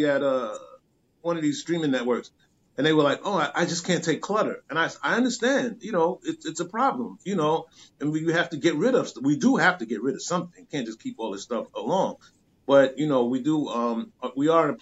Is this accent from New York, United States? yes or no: yes; New York City, New York, United States; also born or lived in Brooklyn; I moved from Brooklyn to Queens